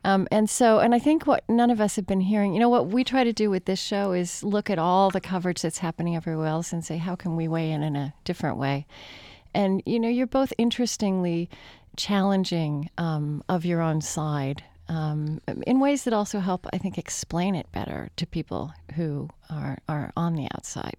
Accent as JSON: {"language": "English", "region": "Oklahoma", "country": "United States", "tie": "born or raised there", "said": "I grew up in Oklahoma"}